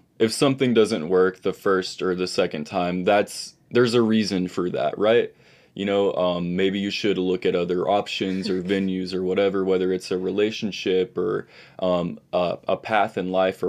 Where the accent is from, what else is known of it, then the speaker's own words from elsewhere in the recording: Texas, United States; I live in the state of Texas. I'm from Texas.